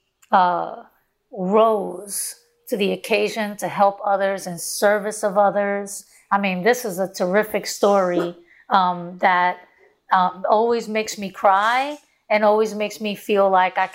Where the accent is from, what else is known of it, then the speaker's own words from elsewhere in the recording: New York City, New York, United States; I grew up in Brownsville